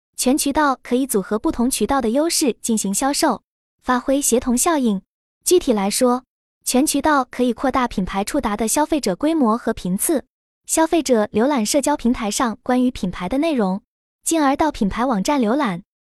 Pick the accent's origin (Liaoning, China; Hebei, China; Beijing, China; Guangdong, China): Guangdong, China; Guangzhou; moved away as an adult; now in Changchun area, China; 在我的老家广州